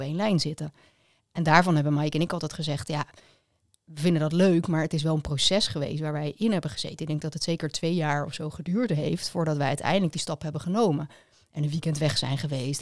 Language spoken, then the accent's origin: Dutch; Leiderdorp, South Holland, Netherlands; Allebei uit Leiderdorp